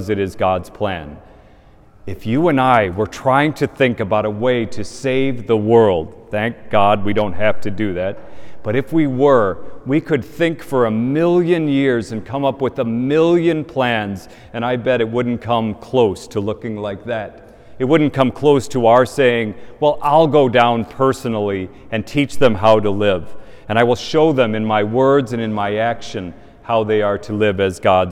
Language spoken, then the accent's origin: English; Indiana, United States; moved away; in my parish where I grew up in Indiana